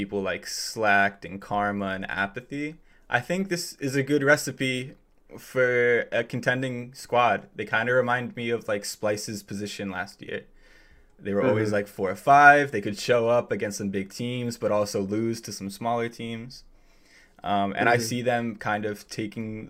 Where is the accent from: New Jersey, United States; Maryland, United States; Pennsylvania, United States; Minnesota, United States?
New Jersey, United States; now in Connecticut, United States; I'm from New Jersey and living in Connecticut at the moment